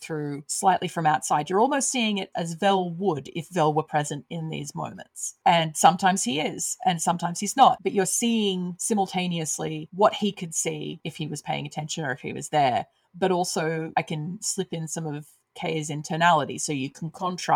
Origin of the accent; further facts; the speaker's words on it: Australia; I grew up in Australia